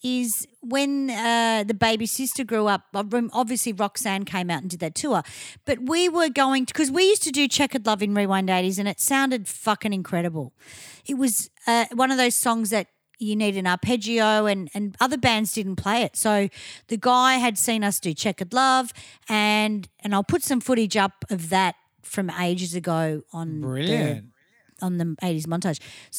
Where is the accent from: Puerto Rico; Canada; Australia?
Australia; because we're Aussie